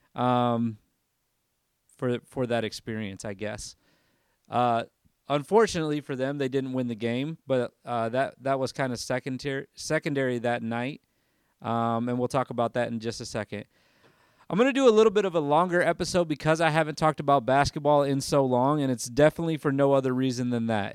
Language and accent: English; Michigan, United States; this is me coming from Michigan, growing up in Michigan